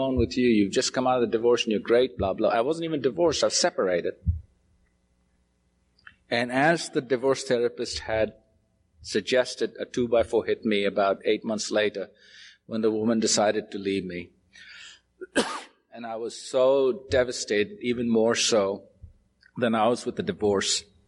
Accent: Mumbai, Maharashtra, India; I was born in Bombay

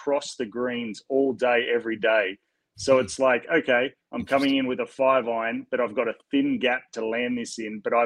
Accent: Australia; as an Australian

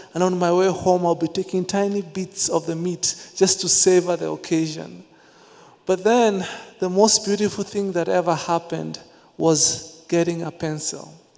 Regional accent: Nairobi, Kenya; growing up in the slums of Nairobi, Kenya

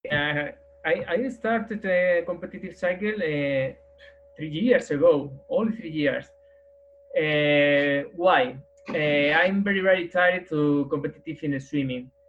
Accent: Madrid, Community of Madrid, Spain; English is a second language; I'm from Madrid, Spain. I, I am uh, 45 years old nowadays.

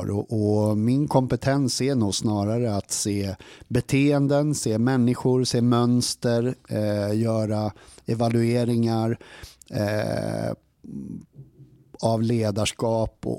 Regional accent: Sollentuna, Stockholm County, Sweden; moved away as an adult; also born or lived in Upplands Väsby / Solna; now in Odense, Denmark; jeg er född i Upplands Väsby på ett, eh, på ett sjukhus där. Eh, men sen är jag, är jag uppvuxen i en eh, förort i Stockholm som heter Sollentuna. Och sen så började jag gå gymnasieskolan i Solna

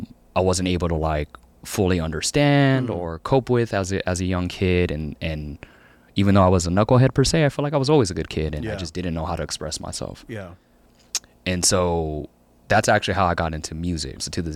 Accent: California, United States; I grew up in Eastside, as I mentioned, and did Alum Rock schooling up through middle school.

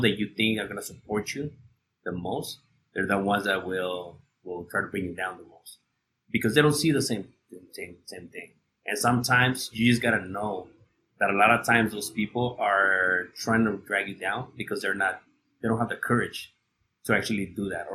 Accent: Ciudad Juárez, Chihuahua, Mexico; I grew up in Juarez

